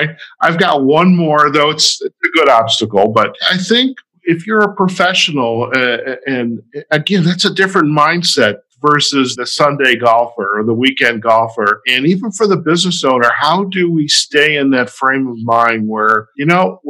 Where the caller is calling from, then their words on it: Las Vegas, Nevada, United States; You went to Maine, and now I am recording from Las Vegas.